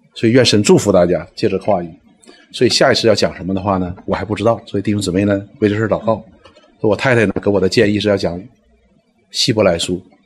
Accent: Northeast China, China; 我们东北人叫大妖母

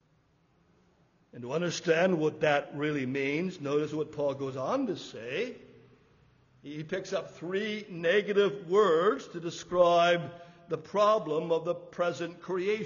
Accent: Canada; we grew up in Canada

